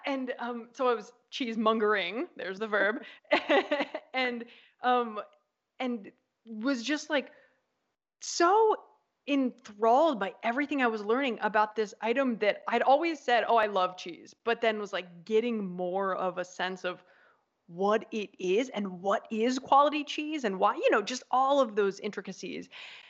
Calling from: Apulia, Italy; I am calling from Italy, from southern Italy, from the region of Puglia.

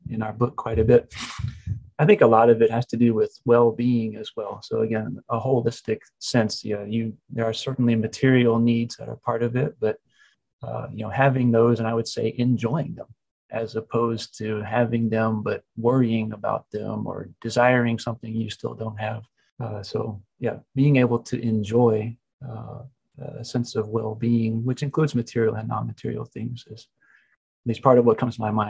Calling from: Knoxville, Tennessee, United States; Paul is in Atlanta, Georgia, and I'm in Knoxville, Tennessee.

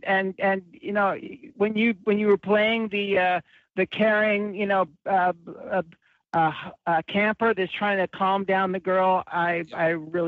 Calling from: Los Angeles, California, United States; calling from Sherman Oaks.

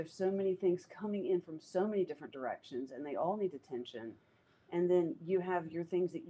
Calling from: North Carolina, United States; I'm in North Carolina

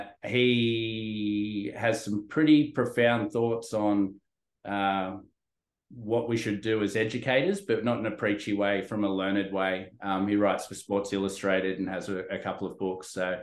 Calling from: Sydney, New South Wales, Australia; I'm phoning in from Sydney, Australia.

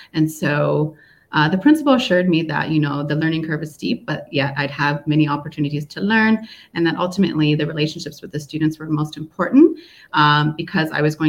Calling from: Seoul, South Korea; I'm joining from Seoul, South Korea, and here we're experiencing some signs of spring.

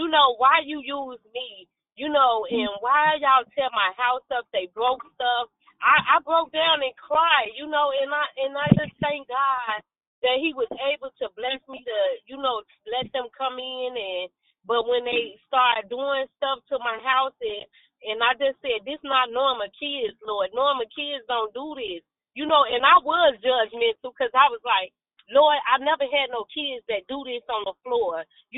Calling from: Gary, Indiana, United States; I'm calling from Gary, Indiana.

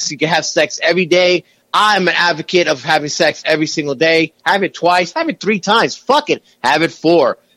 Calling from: Manhattan, New York, United States; from Manhattan.

